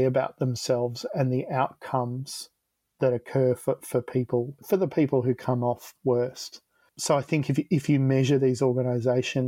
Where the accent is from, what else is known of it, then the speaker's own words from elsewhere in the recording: Frankston, Victoria, Australia; we're from Frankston, so it can be pretty rough around here